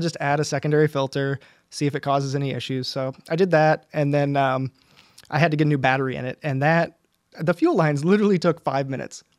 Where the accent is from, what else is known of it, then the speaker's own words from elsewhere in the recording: United States; I'm American